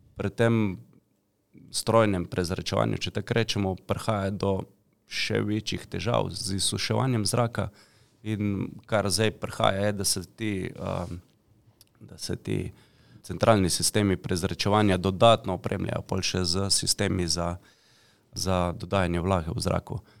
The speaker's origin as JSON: {"language": "Slovenian", "country": "Slovenia", "said": "Slovenci smo hoče velikrat taki mačehovski do, do pametnih stvari"}